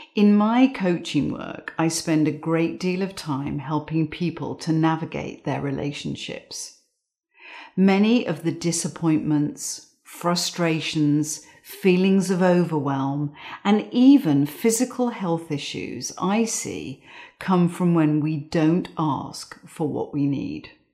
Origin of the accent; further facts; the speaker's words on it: England, United Kingdom; I grew up in England